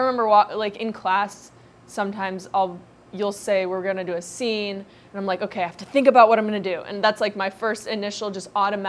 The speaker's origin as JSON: {"language": "English", "region": "Ohio", "country": "United States", "said": "I'm from Ohio."}